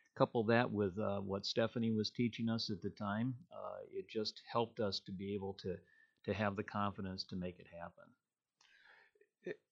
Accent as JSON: {"language": "English", "region": "Illinois", "country": "United States", "tie": "born or raised there", "also_born_or_lived": "Iowa / South Dakota", "moved": "as an adult", "lives_now": "Minnesota, United States", "said": "I actually was born and raised in Illinois"}